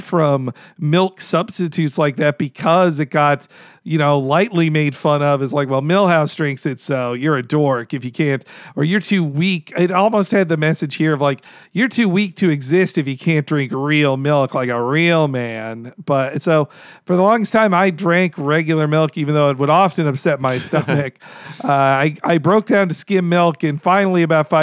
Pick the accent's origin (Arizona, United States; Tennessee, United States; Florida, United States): Florida, United States; now in Bay Area, United States; growing up in Florida